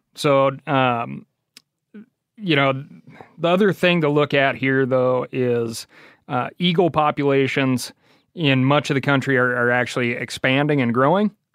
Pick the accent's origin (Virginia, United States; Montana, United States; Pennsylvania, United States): Montana, United States; Missoula; That was, like, fifth grade growing up in Missoula, Montana